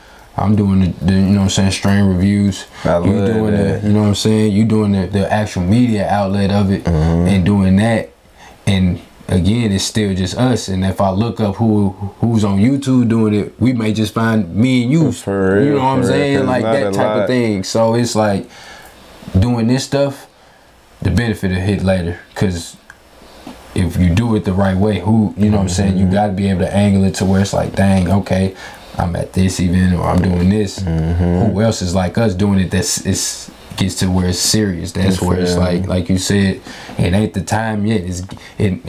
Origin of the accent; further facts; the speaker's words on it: Chicago, Illinois, United States; moved away as an adult; also born or lived in Champaign, Illinois / North Carolina / Missouri; now in Michigan, United States; Raised in Southside Chicago